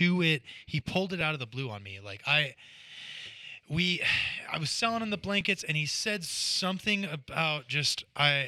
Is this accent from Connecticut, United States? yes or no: no; Northwest Washington, United States; born or raised there